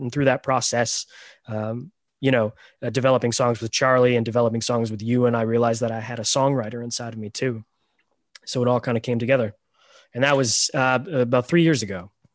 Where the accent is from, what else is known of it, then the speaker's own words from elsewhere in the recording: Toronto, Ontario, Canada; also born or lived in Romania; I was adopted from Romania, and I came to Canada when I was six weeks old